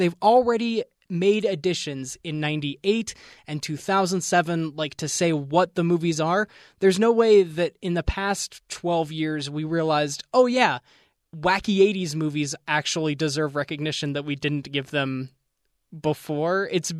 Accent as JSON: {"language": "English", "region": "Pennsylvania", "country": "United States", "said": "Look, Jeff, I am from Central Pennsylvania. I went to Gobbler's Knob every February the 2nd to see if he saw his shadow or not."}